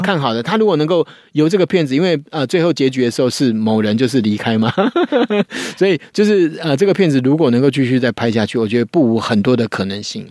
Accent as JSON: {"language": "Chinese", "country": "Taiwan", "said": "其实我们台湾人都是这样子啊"}